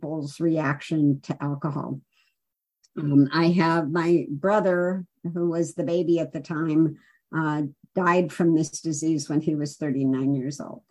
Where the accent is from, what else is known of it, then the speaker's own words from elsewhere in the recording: Chicago, Illinois, United States; also born or lived in Los Angeles, California; Took a train to Chicago to spend some time with my grandparents